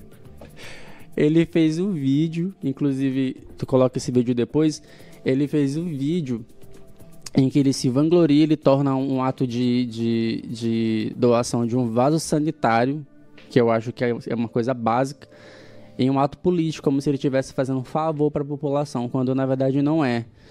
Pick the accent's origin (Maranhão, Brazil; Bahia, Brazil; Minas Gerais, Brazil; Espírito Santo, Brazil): Maranhão, Brazil; Guimarães; now in São Luís, Brazil; o município de Guimarães, a minha terra natal